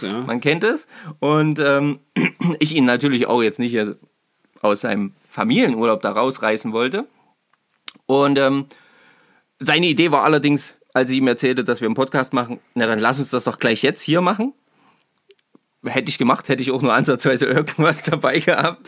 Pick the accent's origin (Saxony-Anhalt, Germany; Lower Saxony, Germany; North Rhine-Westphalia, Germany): Saxony-Anhalt, Germany; Naumburg; ich komme aus Naumburg